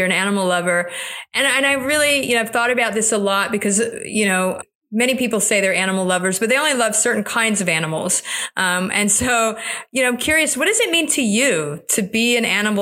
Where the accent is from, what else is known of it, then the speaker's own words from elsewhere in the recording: South Florida, United States; I grew up in South Florida.